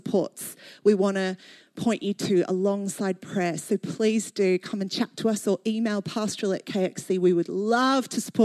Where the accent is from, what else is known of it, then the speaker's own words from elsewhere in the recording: Australia; moved away as an adult; now in London, United Kingdom; Growing up in Australia